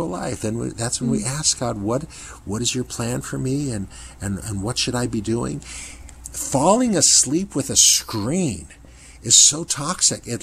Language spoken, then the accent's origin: English; Ohio, United States; growing up in Ohio